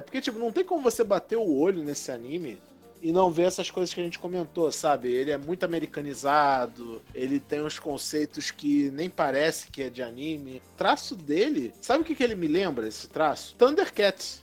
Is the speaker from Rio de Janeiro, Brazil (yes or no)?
yes; Rio de Janeiro, Brazil; somos cariocas